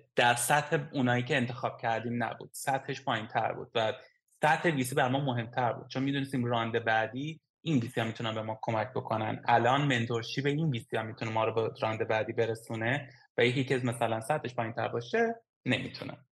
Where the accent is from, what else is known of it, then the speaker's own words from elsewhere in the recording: Iran; now in Estonia; از ایران اومدیم